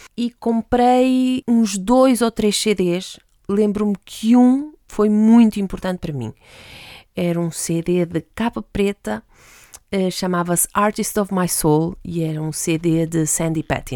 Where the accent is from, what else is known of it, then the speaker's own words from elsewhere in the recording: Madeira, Portugal; moved away as an adult; also born or lived in France; saí então da Ilha da Madeira, onde vivia com os meus pais, fui para a França estudar